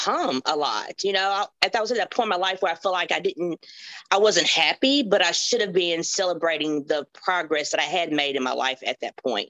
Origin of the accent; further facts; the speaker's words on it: Hopkinsville, Kentucky, United States; I'm from Hopkinsville, Kentucky